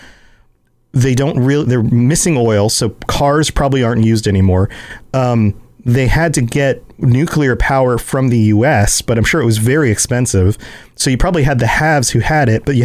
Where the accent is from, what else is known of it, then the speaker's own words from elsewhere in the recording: the South, United States; I'm from the South